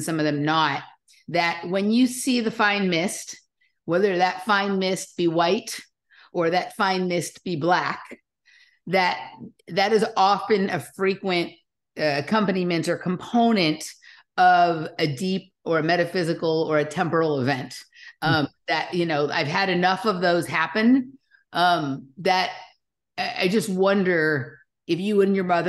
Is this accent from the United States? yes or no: yes; Los Angeles, California, United States; I grew up in Los Angeles